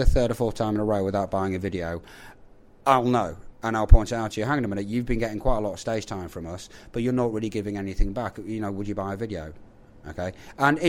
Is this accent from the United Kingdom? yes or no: yes; England, United Kingdom; I am also English